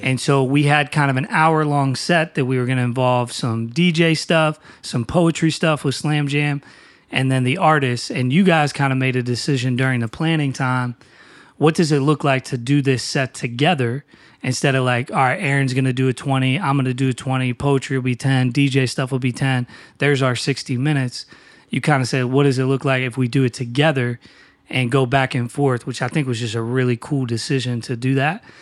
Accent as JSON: {"language": "English", "town": "New Castle", "region": "Pennsylvania", "country": "United States", "moved": "yes", "lives_now": "Philadelphia, United States", "said": "I am originally from Newcastle, Pennsylvania"}